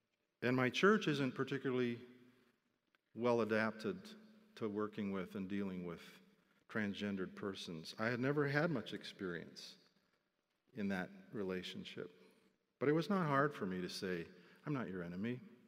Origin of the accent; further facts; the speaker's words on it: Philippines; I was very used to cross-cultural living, born and growing up in the Philippines.